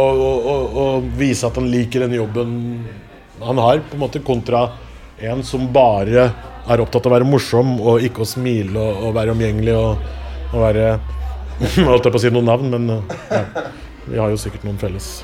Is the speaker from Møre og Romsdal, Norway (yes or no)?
no; Oslo, Norway; Jeg er fra Oslo. Jeg bor, jeg bor i Oslo hele livet. Jeg bodde på Torshov først. Vokste opp på Torshov.